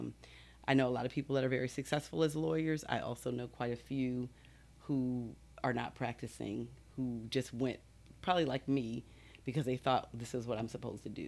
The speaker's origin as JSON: {"language": "English", "town": "Baltimore", "region": "Maryland", "country": "United States", "also_born_or_lived": "Texas", "moved": "yes", "said": "I'm originally from Baltimore, Maryland."}